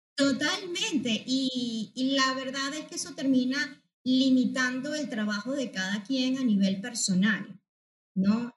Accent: Venezuela; moved away as an adult; now in Spain; soy psicóloga venezolana. Este, aquí un poco acogida por eh, el país español

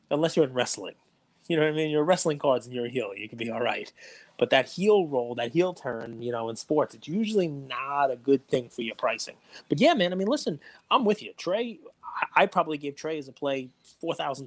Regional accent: New York City, New York, United States; I grew up in Staten Island

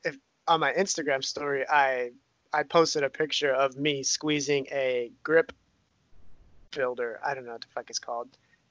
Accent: Bucharest, Romania; born there; I was born in Romania, Bucharest, the capital of Romania.

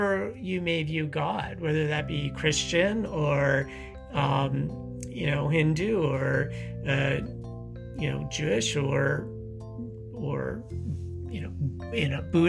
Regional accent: Saskatchewan, Canada; growing up in the prairies, growing up in Saskatchewan

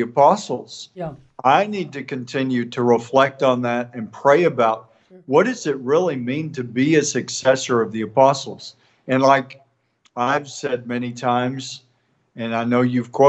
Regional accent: East Texas, United States; from East Texas

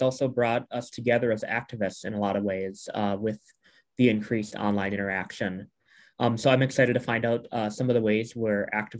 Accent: St. Cloud, Minnesota, United States; I'm from St. Cloud, Minnesota

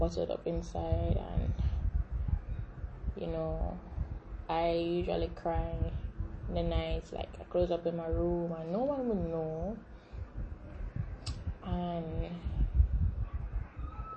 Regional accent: Jamaica; I am Jamaican. Yes, I'm repping that beautiful island in the middle of the Caribbean Sea.

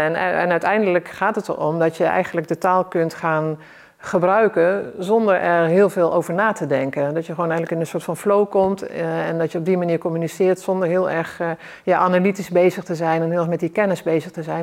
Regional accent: South Limburg, Netherlands; also born or lived in North Holland; als jong kind eh, ben ik verhuisd van Noord-Holland naar, naar Zuid-Limburg.

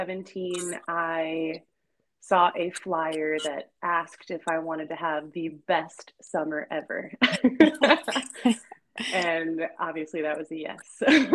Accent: Chesterfield, Virginia, United States; I grew up in Chesterfield, like adjacent of Richmond

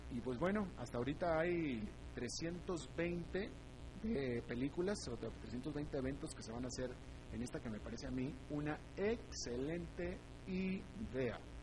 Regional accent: United States; now in Costa Rica; se lo digo como estadounidense que soy

